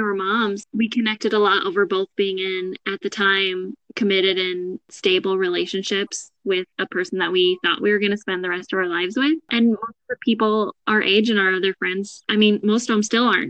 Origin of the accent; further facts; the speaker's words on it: Washington, United States; moved away as an adult; also born or lived in Cambridge, United Kingdom; now in Iowa, United States; We grew up in Washington together.